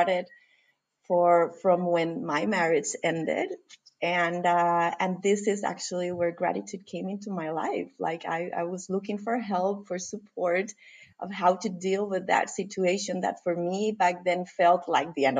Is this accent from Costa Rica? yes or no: yes; Costa Rica; moved away as an adult; now in Denmark; I'm originally from Costa Rica. I currently live in Denmark, and I have lived here for what is now 17 years.